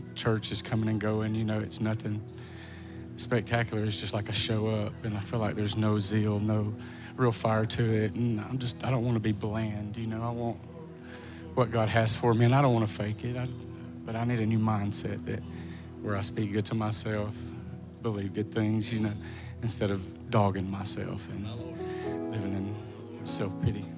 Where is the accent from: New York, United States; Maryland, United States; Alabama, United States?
Alabama, United States; Tala, Alabama